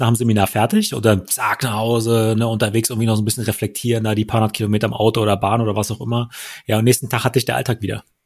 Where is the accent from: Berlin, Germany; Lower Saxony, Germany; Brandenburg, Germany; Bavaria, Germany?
Brandenburg, Germany; Wittstock; moved away; Wittstock, da wo ich herkomme